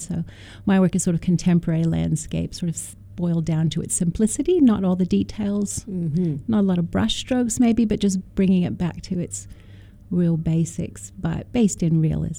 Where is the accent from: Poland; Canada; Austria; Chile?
Canada; now in Australia; I do love Jeffrey Smart when I came from Canada to Australia and saw his work.